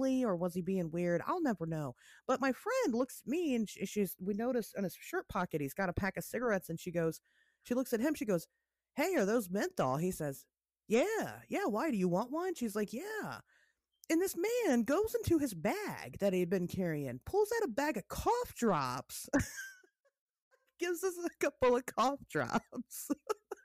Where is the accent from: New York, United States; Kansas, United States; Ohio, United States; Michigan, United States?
Ohio, United States; Springfield; my original mall that I grew up in was in Springfield, Ohio